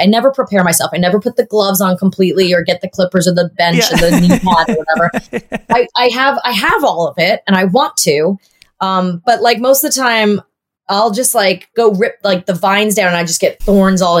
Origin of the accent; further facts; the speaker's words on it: Long Island, New York, United States; Long Island and the city when I was a teenager